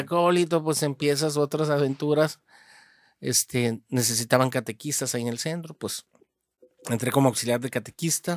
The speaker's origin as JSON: {"language": "Spanish", "town": "Hermosillo", "region": "Sonora", "country": "Mexico", "tie": "born or raised there", "also_born_or_lived": "Moctezuma, Sonora", "said": "de pequeño, de, unos 6, 7 años, pues mi familia eh, migró para acá, para Hermosillo. Y este, bueno, desde entonces, pues aquí ha sido Hermosillo la casa donde he crecido"}